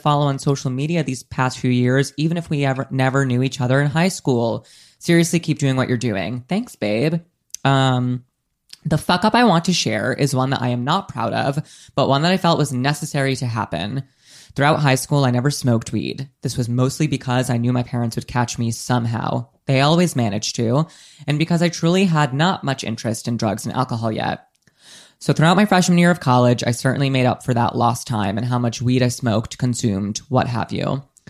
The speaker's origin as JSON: {"language": "English", "region": "Rhode Island", "country": "United States", "said": "I'm also from Rhode Island and went to the same high school as Nika."}